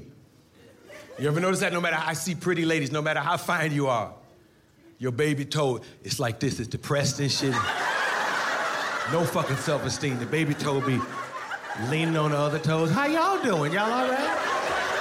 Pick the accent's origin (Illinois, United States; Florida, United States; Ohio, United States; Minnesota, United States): Ohio, United States; hometown of Halle Berry; One of the prettiest women in the world is from my hometown, Halle Berry.